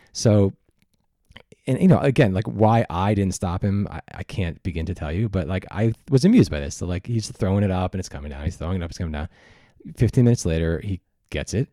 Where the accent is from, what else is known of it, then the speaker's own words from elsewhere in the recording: New York, United States; I was from New York.